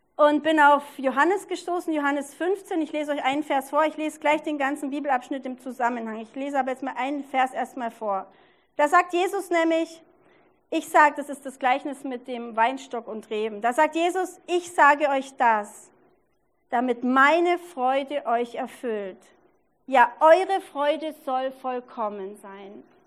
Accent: Allgäu, Bavaria, Germany; now in Regensburg, Germany; Ich war vergangene Woche im Allgäu, wo ich herkomme

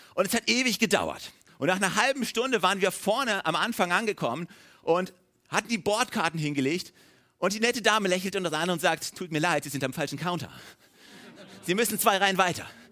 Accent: Germany; als Deutsche

